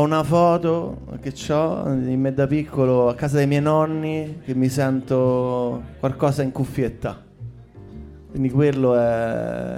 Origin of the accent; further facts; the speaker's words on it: Rome, Lazio, Italy; io in realtà nasco a eh, Via Portuense, eh, vicino Marconi. Poi eh, mi sono spostato a 11 anni, ho cambiato un po' di case. Dagli 11 ai 13, ai 13 anni sono eh, atterrato a Trastevere